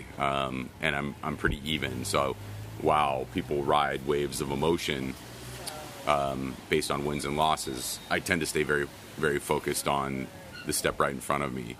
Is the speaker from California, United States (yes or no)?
yes; Southern California, United States; I was from Southern California